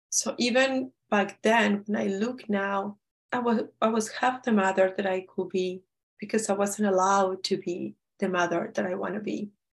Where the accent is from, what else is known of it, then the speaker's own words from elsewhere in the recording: Peru; we're from Peru